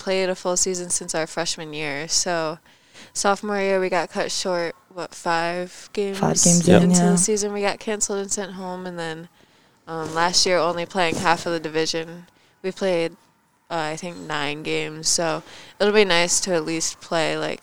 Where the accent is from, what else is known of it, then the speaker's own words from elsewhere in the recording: Connecticut, United States; I'm from Connecticut